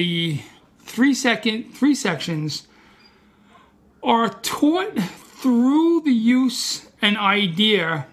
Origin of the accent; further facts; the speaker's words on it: New York City, New York, United States; accent: Brooklyn; I'm from Brooklyn